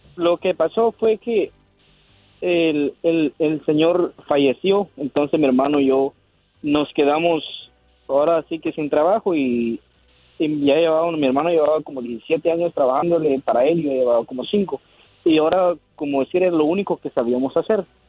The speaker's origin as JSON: {"language": "Spanish", "country": "Guatemala", "tie": "born or raised there", "moved": "yes", "lives_now": "Maryland, United States", "said": "Soy de Maryland, pero nacido en Guatemala"}